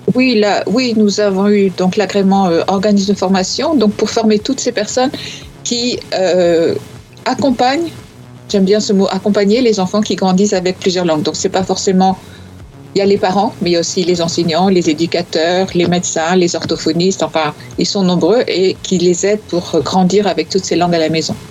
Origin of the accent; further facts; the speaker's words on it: northern France, France; je viens de, du nord, comme toi.